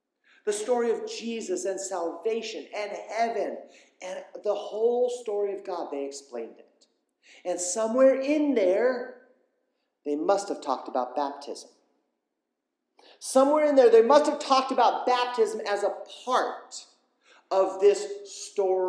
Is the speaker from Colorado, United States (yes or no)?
no; Southern California, United States; I grew up in Southern California